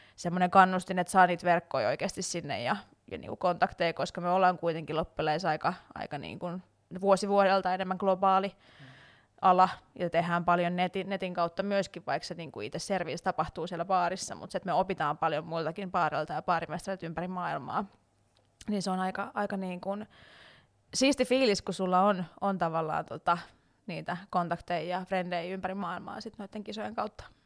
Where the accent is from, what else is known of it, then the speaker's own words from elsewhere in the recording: Salo, Southwest Finland, Finland; moved away as an adult; also born or lived in Turku / Tampere; now in Helsinki, Finland; mä on siis Salosta alun perin. Mä ihan varsinais-suomalainen niin sanotusti ja tota, siellä kasvanut ja syntynyt